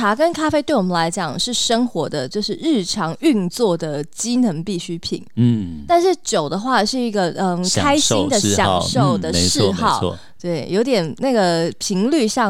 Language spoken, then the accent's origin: Chinese; Taipei, Taiwan; 对我们台北人来说不是一样吗？